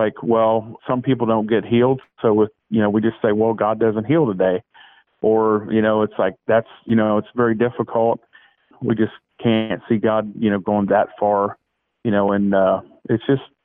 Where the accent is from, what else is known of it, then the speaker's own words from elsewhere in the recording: St. Marys, Ohio, United States; I'm from St. Mary's, and I'm from Shekinah Temple. I've been here for over 37 years at St. Mary's